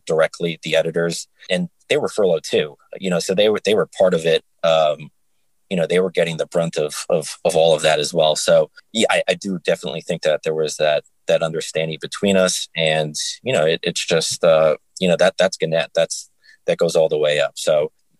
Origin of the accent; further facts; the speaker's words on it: New York, United States; moved away as an adult; also born or lived in Binghamton, New York; now in Nashville, United States; I'm from New York. My family's all there